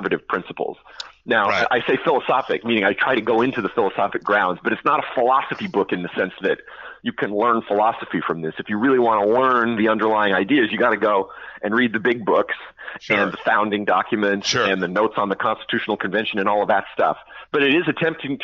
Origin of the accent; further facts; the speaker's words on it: California, United States; my home state of California